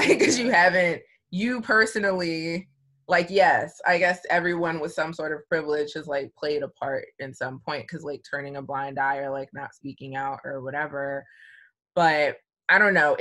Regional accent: Columbia, Maryland, United States; I grew up in Columbia, Maryland, and it's a melting pot

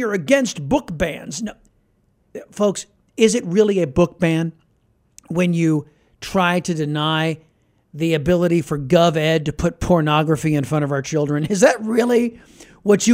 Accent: Texas, United States; as a Texan

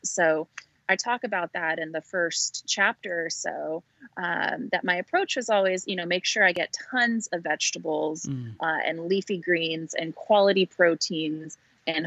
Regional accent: Northern California, United States; I born and raised in Northern California, just outside of Napa Valley

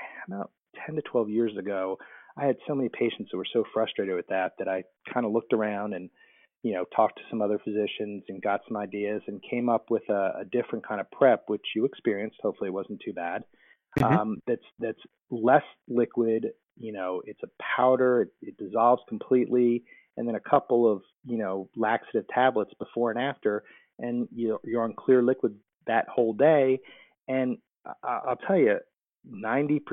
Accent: New Jersey, United States; moved away as an adult; also born or lived in Michigan; now in Whiteville, United States; I grew up in New Jersey and went to school in Michigan and then went back to New Jersey

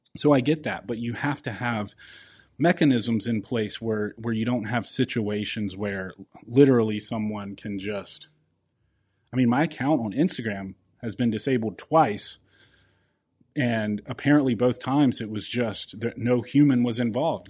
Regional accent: South Carolina, United States; my home state of South Carolina

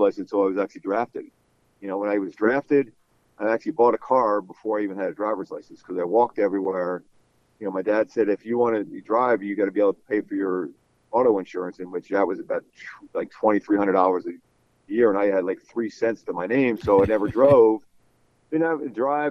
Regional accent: Philadelphia, Pennsylvania, United States; growing up in Philly

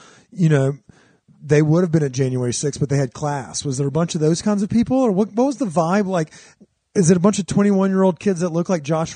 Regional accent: Cajun country, Louisiana, United States; now in Denver, United States; we grew up in Cajun country.

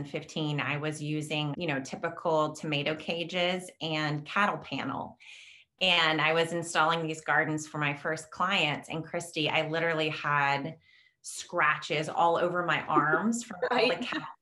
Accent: the South, United States; moved away as an adult; now in Chicago suburbs, Illinois, United States; I am a Southern gardener. That's where I grew up. I grew up in the South

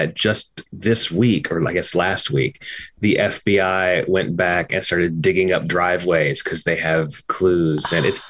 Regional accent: Kentucky, United States; I'm from Kentucky, and my wife was living in Bardstown when we met.

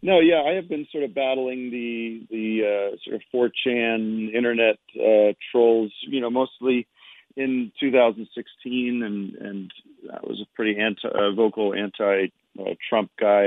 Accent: Allentown, Pennsylvania, United States; moved away as an adult; now in California, United States; I'm from back east. I'm from Allentown, Pennsylvania.

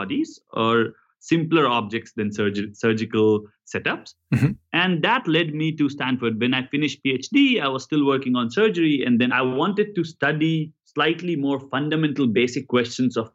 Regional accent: India; now in United States; I grew up in India

